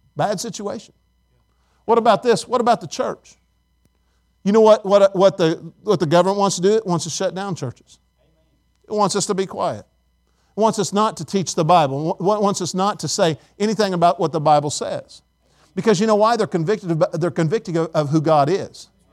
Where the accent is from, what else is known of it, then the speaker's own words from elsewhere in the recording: Indiana, United States; now in Tennessee, United States; I'm from Indiana